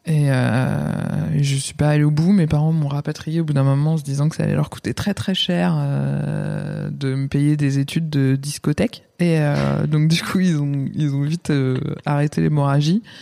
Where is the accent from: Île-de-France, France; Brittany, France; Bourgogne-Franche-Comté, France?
Bourgogne-Franche-Comté, France; Yonne; also born or lived in Lyon; provinciale et fière de l'être. Euh, je viens d'un petit village de 1500 habitants mmh. dans Lyon.